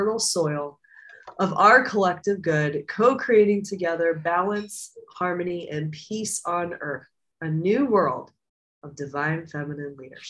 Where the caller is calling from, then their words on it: Costa Rica; calling from Costa Rica, I'm an old timer here.